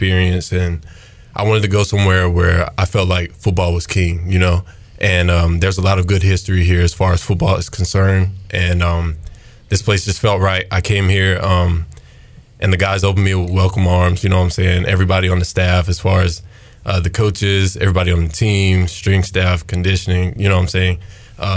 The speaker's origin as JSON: {"language": "English", "area": "Lionville", "region": "Alabama", "country": "United States", "tie": "born or raised there", "also_born_or_lived": "North Carolina", "moved": "as an adult", "lives_now": "Greenville, United States", "said": "I'm originally from Lionville, Alabama, small town, 1,500, 2,000 people. Grew up there my whole life, you know what I'm saying? Born and raised there, deep south"}